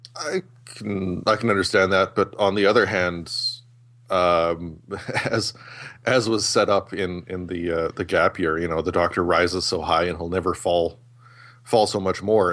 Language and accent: English; Canada; I'm Canadian